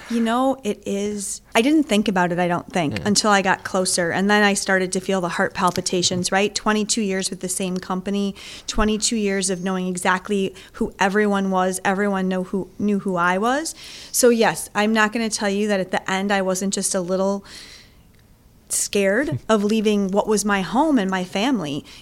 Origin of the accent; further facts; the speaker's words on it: Greenfield, Wisconsin, United States; also born or lived in Milwaukee, Wisconsin / Elgin, Illinois / Los Angeles, California; I grew up in Greenfield, went to high school at Greenfield High School, and then went to college at UWM